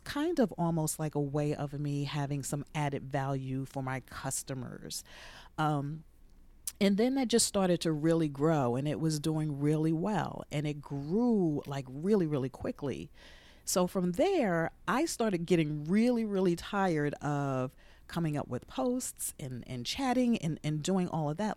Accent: Jersey City, New Jersey, United States; moved away as an adult; also born or lived in Texas; was born and raised in Jersey City.

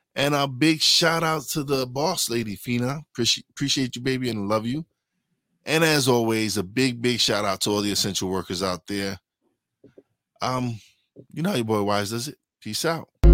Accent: New York City, New York, United States; I'm from Brooklyn.

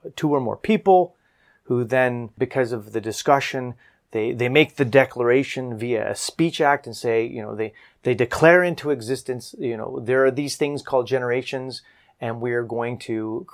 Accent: Canada; me as a Canadian

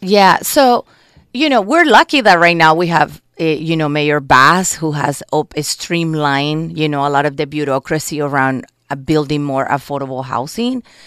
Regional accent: Colombia; English is a second language; moved away as an adult; also born or lived in New York, United States; now in Los Angeles, United States; I'm immigrated to this country when I was eighteen from Colombia with my family.

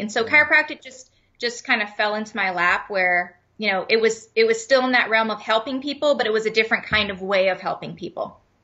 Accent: Leamington, Ontario, Canada; moved away as an adult; also born or lived in Erie, Pennsylvania / Phoenix; I am originally from Leamington, Ontario. So I, I was born and raised in Canada, the most southern town in Canada, right on Lake Erie

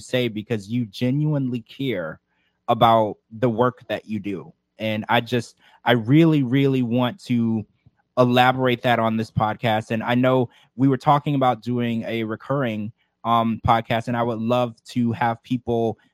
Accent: Louisiana, United States; I was raised in Louisiana where there was a lot of voodoo and witchcraft

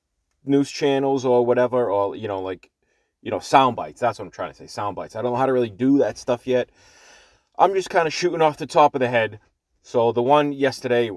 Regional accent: Boston, Massachusetts, United States; accent: Boston; my whole life I'm from Boston, from Massachusetts, so the Boston accent is normal to us

